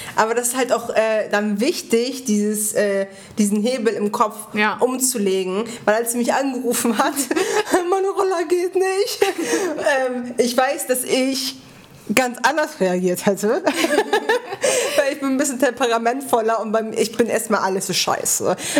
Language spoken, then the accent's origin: German; Bremen, Germany; wir sind Bremer. Also ich ja schon immer.